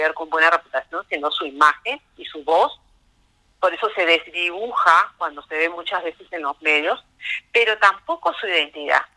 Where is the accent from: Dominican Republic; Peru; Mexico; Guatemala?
Peru; nosotros como peruanos